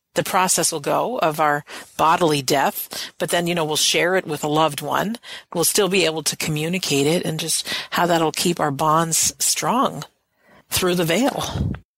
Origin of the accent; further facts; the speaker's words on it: United States; I'm an American.